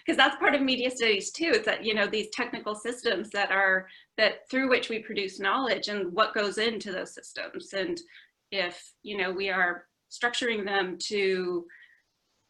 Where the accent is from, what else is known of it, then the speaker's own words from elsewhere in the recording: Vancouver, British Columbia, Canada; moved away as an adult; also born or lived in Toronto / Ottawa; now in United Kingdom; I'm Canadian. I grew up in Vancouver